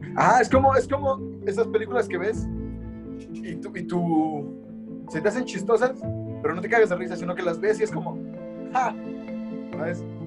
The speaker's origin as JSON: {"language": "Spanish", "country": "Mexico", "said": "como latinoamericano, no como mexicano"}